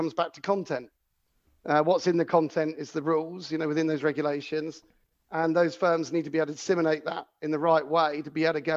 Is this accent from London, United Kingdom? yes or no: no; Cornwall, South West England, United Kingdom; I had a business when I grew up in Cornwall, and you get a lot of freedom, you know, growing up somewhere like Cornwall.